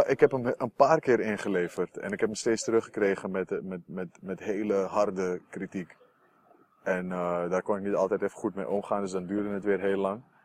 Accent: Amsterdam, North Holland, Netherlands; Ik kom uit Noord, daar heb je niet heel veel cultuur

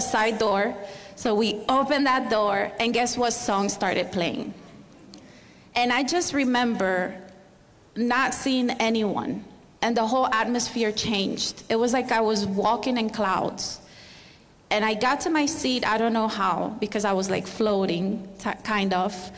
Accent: Barcelona, Catalonia, Spain; moved away as an adult; also born or lived in Miami; now in United States; I'm from Spain, from Barcelona

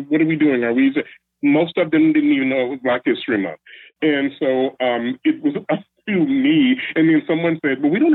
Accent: Chicago, Illinois, United States; now in Seattle, United States; I'm originally from Chicago, but I live in Seattle.

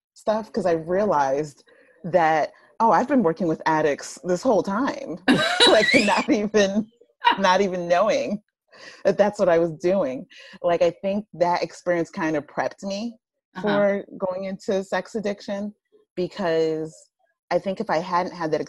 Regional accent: Plainfield, New Jersey, United States; accent: Jersey; I'm from Plainfield. So it's like central north-ish

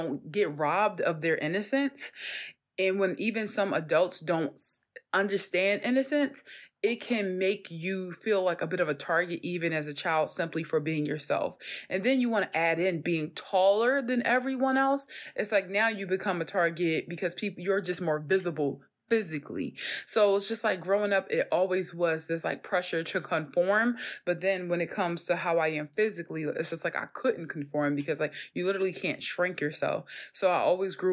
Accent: Philadelphia, Pennsylvania, United States; growing up in North Philly

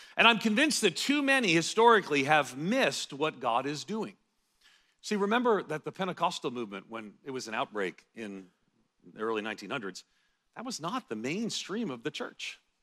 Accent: United States; as an American evangelical

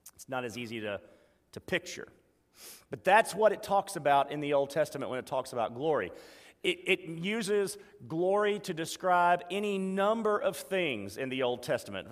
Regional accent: Meridian, Mississippi, United States; I grew up at State Boulevard Baptist Church

